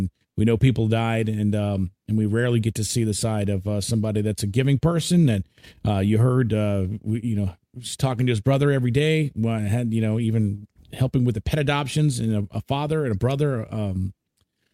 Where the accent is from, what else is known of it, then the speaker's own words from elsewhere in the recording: United States; I'm from Maryland. I'm from Washington, D.C.